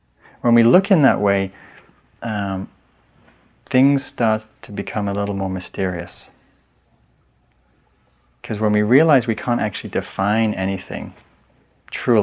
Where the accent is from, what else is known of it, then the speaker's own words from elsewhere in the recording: England, United Kingdom; now in San Anselmo, United States; I'm English